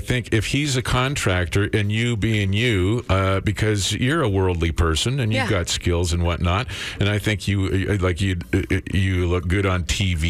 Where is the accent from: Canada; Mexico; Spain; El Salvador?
Canada; Crescent, British Columbia; in my family, my stepfather's side, they had a grain farm out in the flats in Crescent, BC, back in my hometown